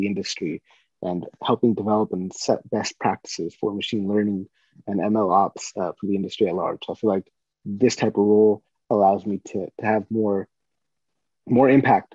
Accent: Northern California, United States; I grew up in Northern California

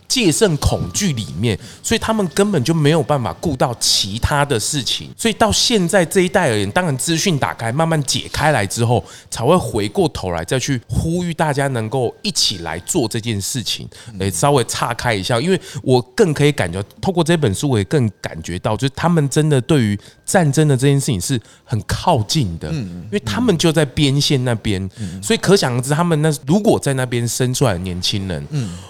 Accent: Taiwan; 我们是台湾人

